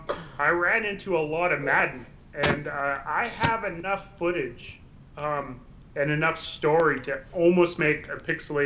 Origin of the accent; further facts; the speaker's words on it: Hay River, Northwest Territories, Canada; fly him to my hometown at Hay River.